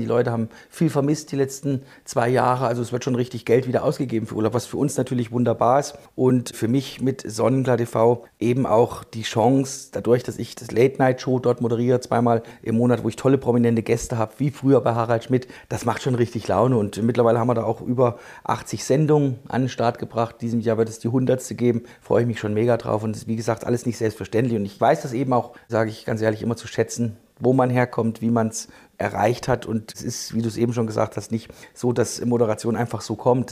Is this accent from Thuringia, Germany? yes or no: yes; Thuringia, Germany; ich komme aus Thüringen